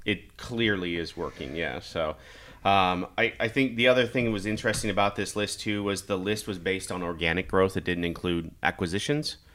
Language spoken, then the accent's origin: English; Kansas, United States; moved away as an adult; also born or lived in Nebraska; now in Omaha, United States; I grew up in Kansas. I was born in Nebraska.